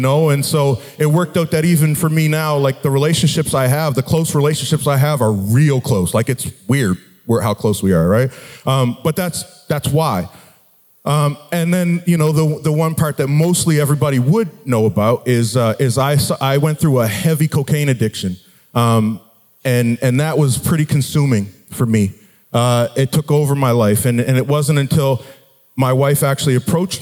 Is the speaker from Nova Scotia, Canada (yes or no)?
yes; Halifax, Nova Scotia, Canada; I grew up in Halifax, Nova Scotia